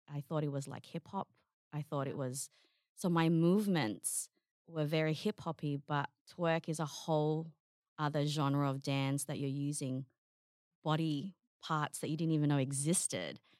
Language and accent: English; Darwin, Northern Territory, Australia; also born or lived in Sydney; So, because um, I, you know, I'm from Darwin. That's that's kind of where we we landed here in Australia.